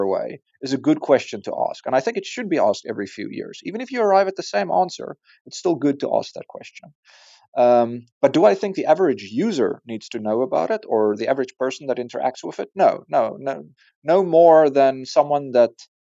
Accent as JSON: {"language": "English", "country": "South Africa", "said": "As a South African and an African"}